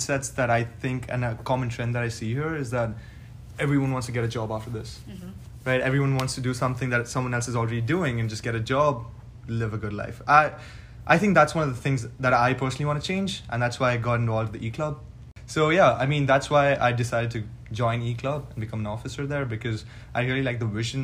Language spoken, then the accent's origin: English; Chhattisgarh, India; now in Dallas, United States; I'm from Chhattisgarh. I don't know a lot of people know about Chhattisgarh, but yeah, I'm from Chhattisgarh